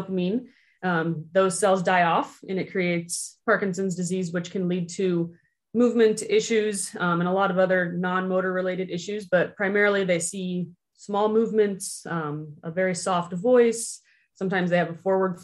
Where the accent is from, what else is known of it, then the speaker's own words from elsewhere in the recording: Urbandale, Iowa, United States; also born or lived in Kansas City, Missouri; I'm from the Urbandale and Johnston area